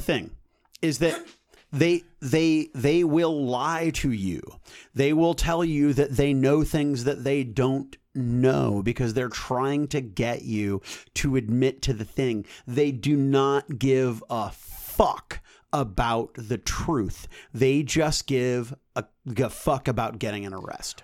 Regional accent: North County, Missouri, United States; I was from North County

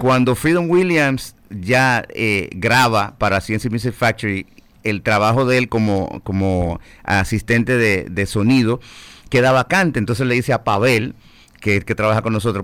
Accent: Dominican Republic

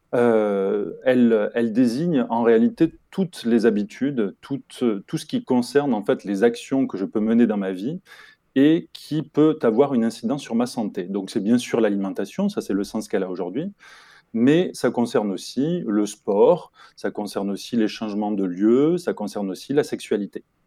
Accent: Toulouse area, Occitania, France; je suis originaire du sud-ouest de la France et plus particulièrement de la région toulousaine

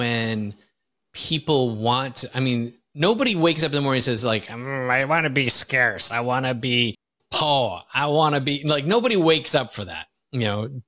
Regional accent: Wisconsin, United States; moved away as an adult; now in Lisbon, Portugal; I grew up in Wisconsin

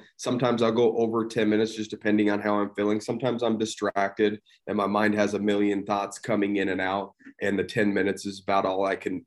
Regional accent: St. George, Utah, United States; grew up in St. George, Utah, small town. It's grown quite a bit since I was younger, still live here

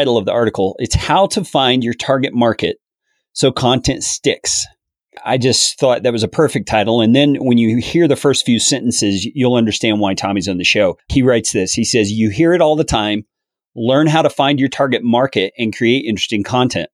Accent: Colorado, United States; Yeah, I'm from Colorado.

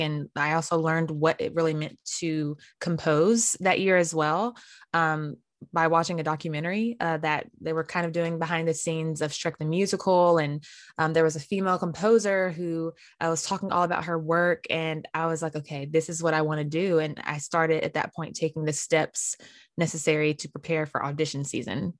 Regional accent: Winston-Salem, North Carolina, United States; I'm from Winston-Salem, North Carolina, hmm. and I grew up going to Mount Zion Baptist Church

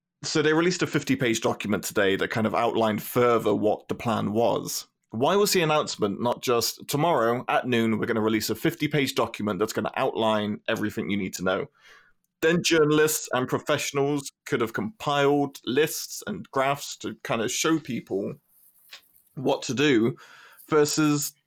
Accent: United Kingdom

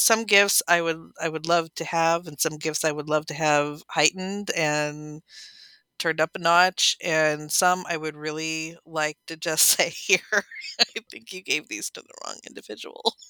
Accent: San Bernardino, California, United States; also born or lived in Riverside; I was born in San Bernardino

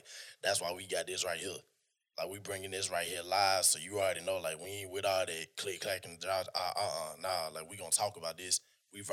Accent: North Georgia, United States; I'm from Georgia. I'm from North Georgia. I'm from the sticks.

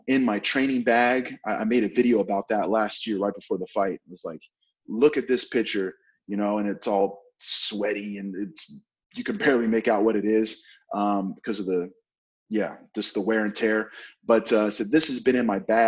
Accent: Oklahoma, United States; I'm from Oklahoma

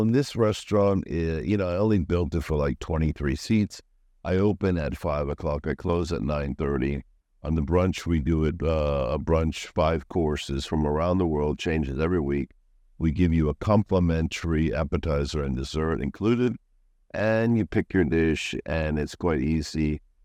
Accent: Florida, United States; moved away as an adult; also born or lived in New York City, United States / Switzerland / Lyon, France / Italy; now in Pattaya, Thailand; I'm originally born in New York, Lower East Side, Manhattan. and at eight years old, then I went to, uh, Florida.

